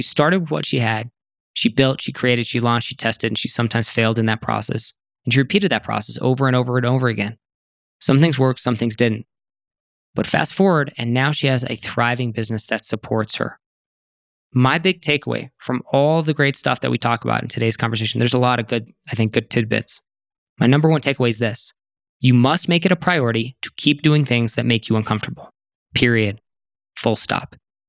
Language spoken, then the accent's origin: English; Serbia; As someone who was born and raised in Serbia, who built a brick and mortar style business running in-person workshops from scratch, and who has since expanded beyond the borders of her country